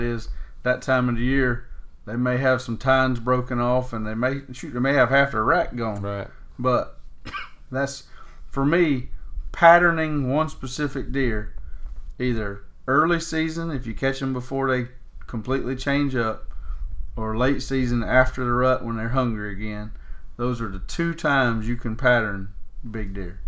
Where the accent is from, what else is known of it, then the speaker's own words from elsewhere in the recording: Florida, United States; growing up in Florida